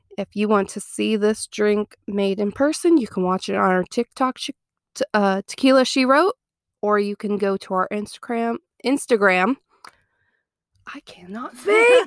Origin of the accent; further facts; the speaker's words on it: Ohio, United States; moved away as an adult; now in Mobile, United States; I am originally from Ohio, I moved down here to good old Mobile, Alabama, about nine years ago